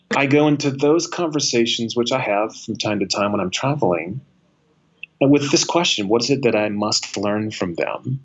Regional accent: United States; as an American, as a man, as a white man

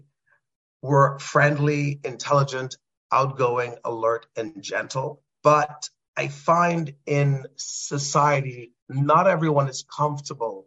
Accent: Trinidad & Tobago; moved away; a young boy growing up in Trinidad and Tobago.

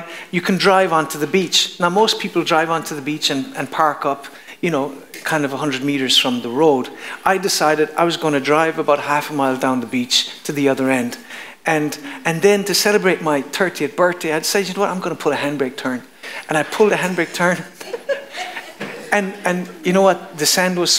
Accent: Kerry, Munster, Ireland; I was from Kerry

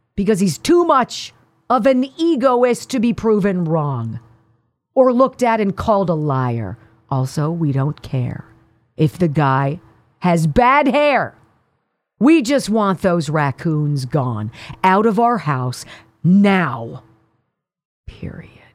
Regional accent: Pennsylvania, United States; this is my home state

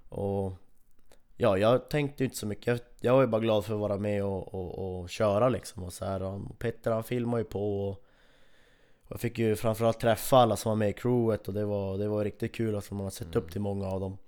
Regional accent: Kiruna, Norrbotten County, Sweden; här hemma i Kiruna

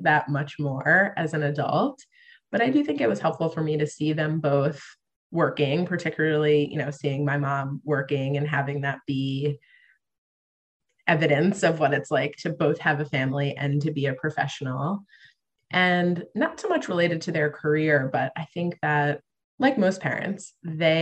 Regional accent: Long Island, New York, United States; I grew up on Long Island in New York

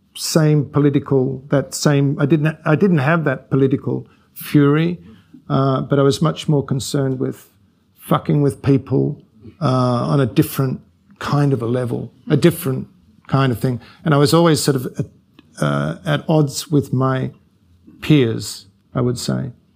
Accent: Australia; I came from Australia

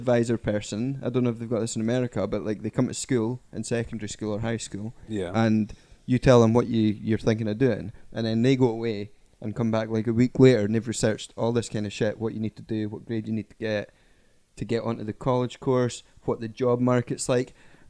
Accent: Berlin, Germany; since I was born in Berlin?

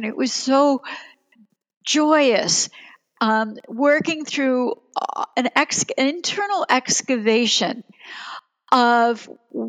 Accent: Germany; now in United States; I was born in Germany, and my father never came here.

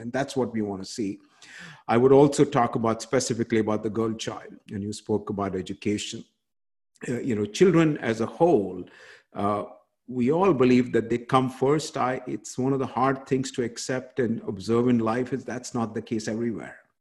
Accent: India; moved away; in my home country of india where i grew up

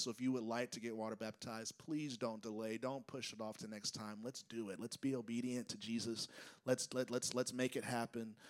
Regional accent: United States; as an American

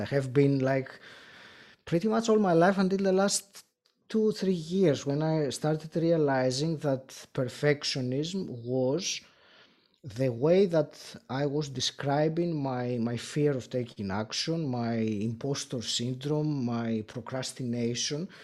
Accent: Greece; first language Greek; English is a second language; I'm Greek originally

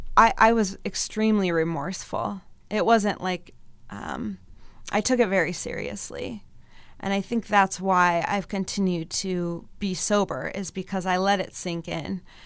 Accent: Mason City, Iowa, United States; also born or lived in Colorado; now in Mankato, United States; I grew up in, um, Mason City, Iowa.

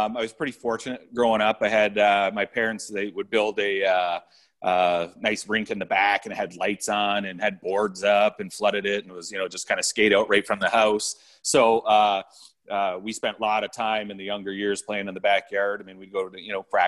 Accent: Amherstburg, Ontario, Canada; moved away as an adult; I grew up in Amherstburg, Ontario, playing for the North Stars

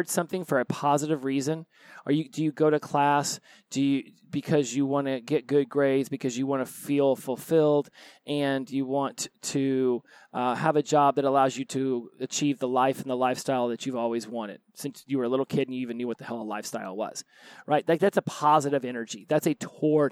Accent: Oklahoma, United States; moved away; also born or lived in Florida; I was born in Oklahoma

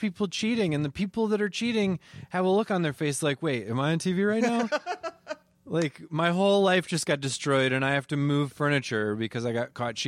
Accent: Wisconsin, United States; moved away as an adult; now in Minnesota, United States; I am a Wisconsinite.

